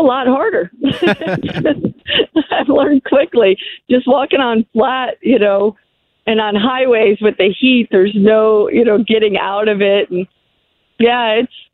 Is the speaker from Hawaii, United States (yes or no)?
no; Rhode Island, United States; I'm from Rhode Island